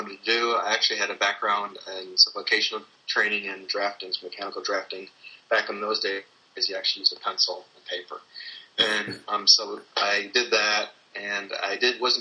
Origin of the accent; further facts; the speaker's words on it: just outside of Chicago, Illinois, United States; I'm homegrown right here in Illinois. So I grew up just outside of Chicago.